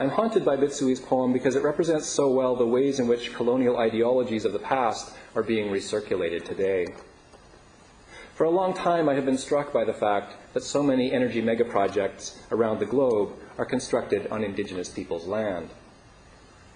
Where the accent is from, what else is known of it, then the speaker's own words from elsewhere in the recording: Meadow Lake, Saskatchewan, Canada; moved away; I'm from Treaty 6 territory in northwestern Saskatchewan, a place known as Pascua-Chagayan in Cree. That is was known as Lac des Prairies by the Métis voyageurs in the area in the 19th century and is now known as Meadow Lake, Saskatchewan.